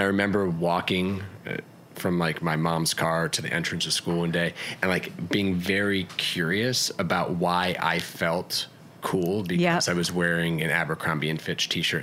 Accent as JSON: {"language": "English", "town": "Atlanta", "region": "Georgia", "country": "United States", "tie": "born or raised there", "said": "where I spent most of my childhood, Atlanta, Georgia."}